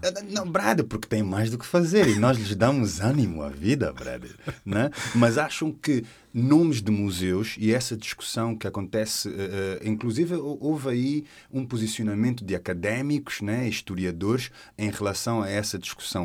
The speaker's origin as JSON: {"language": "Portuguese", "country": "Portugal", "said": "somos portugueses"}